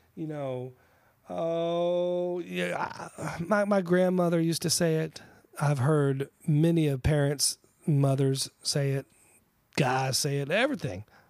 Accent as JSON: {"language": "English", "region": "Colorado", "country": "United States", "tie": "born or raised there", "also_born_or_lived": "Texas", "moved": "yes", "lives_now": "New Jersey, United States", "said": "born in Texas, raised in Colorado, and now I'm living on the shore in New Jersey"}